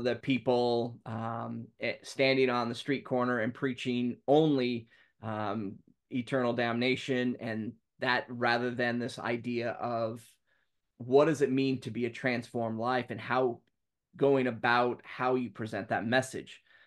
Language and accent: English; Talent, Oregon, United States; moved away as an adult; now in Ireland; I grew up down in Southern Oregon in Talent Friends Church.